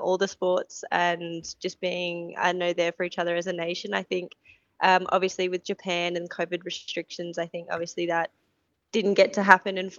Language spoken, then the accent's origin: English; Newcastle, New South Wales, Australia; also born or lived in Coffs Harbour, New South Wales / Central Coast, New South Wales / Sydney; I was born in Coffs, northern New South Wales, and then went down for a few years on the Central Coast and Newcastle, and then went to uni in Sydney.